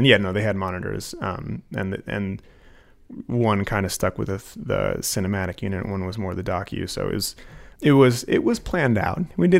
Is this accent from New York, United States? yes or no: no; Anchorage, Alaska, United States; I am from Anchorage.